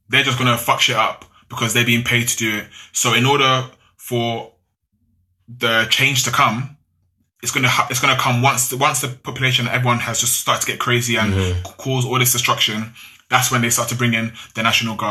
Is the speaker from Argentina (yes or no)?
no; London, United Kingdom; if my parents actually didn't come to UK, like to London